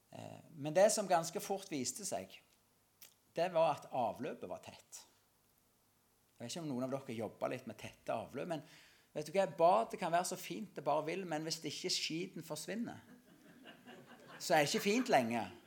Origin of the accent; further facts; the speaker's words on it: Norway; Salte, det er der jeg kommer ifra, vokse opp